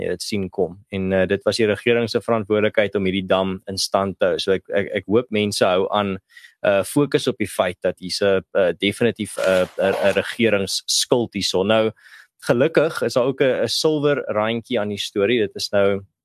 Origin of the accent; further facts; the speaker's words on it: South Africa; ons as Suid-Afrikaners, veral as Afrikaners